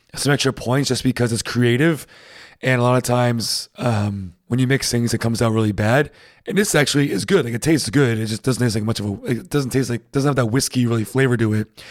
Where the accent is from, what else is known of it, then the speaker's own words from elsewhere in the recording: New England, United States; moved away; I'm from New England, and, uh, we, we have pretty harsh winters